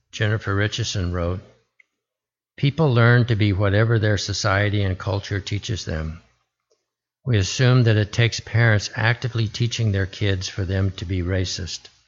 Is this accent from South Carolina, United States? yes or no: no; Arizona, United States; born there; also born or lived in Alaska; I was born in Arizona and attended nine different schools in six different western states, from Arizona to Alaska. I found myself attending middle school in the territory of Alaska, which became a state while I was there